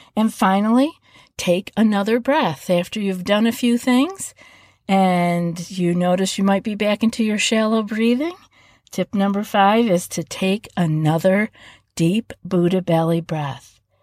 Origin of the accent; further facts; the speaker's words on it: East Coast, United States; moved away; I'm from the East Coast